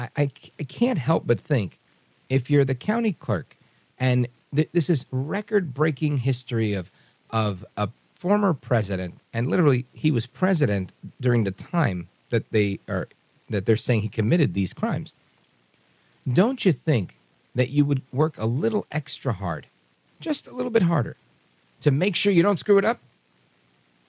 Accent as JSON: {"language": "English", "town": "New York City", "region": "New York", "country": "United States", "tie": "born or raised there", "said": "I grew up in Brooklyn."}